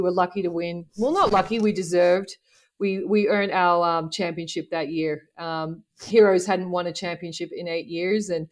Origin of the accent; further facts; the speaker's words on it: Sydney, New South Wales, Australia; moved away as an adult; growing up in Sydney as a female coach